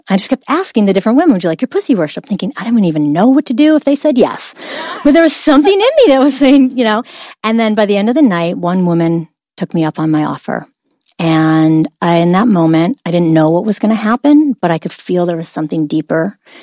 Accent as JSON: {"language": "English", "town": "Oswego", "region": "New York", "country": "United States", "said": "Upstate New York, a little town called Oswego."}